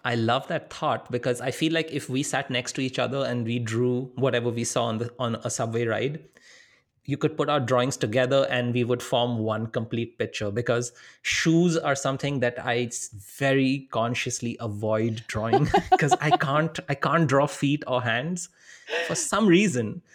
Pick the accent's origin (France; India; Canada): India; moved away as an adult; also born or lived in Wisconsin; I'm from India. I'm coming from a really big city